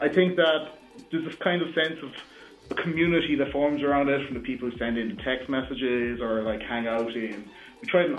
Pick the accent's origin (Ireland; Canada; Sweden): Ireland; Dunmanway, Munster; I grew up in Dunmanway, a small town, kind of about an hour's drive away from the city